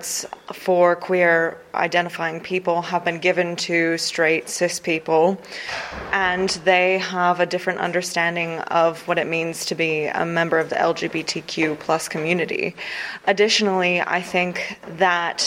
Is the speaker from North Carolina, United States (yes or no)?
yes; North Carolina, United States; now in Dublin, Ireland; I'm from North Carolina in the US